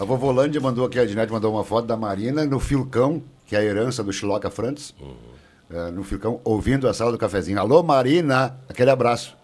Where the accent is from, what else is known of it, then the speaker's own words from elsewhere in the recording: Santa Cruz do Sul, Rio Grande do Sul, Brazil; o único nascido em Santa Cruz aqui dessa turma sou eu, nasci no Cerro Alegre Baixo